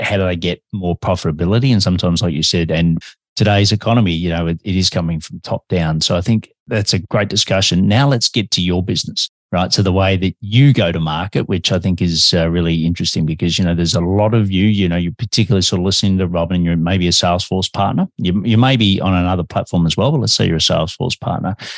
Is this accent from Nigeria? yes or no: no; Australia; also born or lived in Melbourne, Australia; I'm an Aussie and I'm living in Melbourne, Australia, but I have a bit of an accent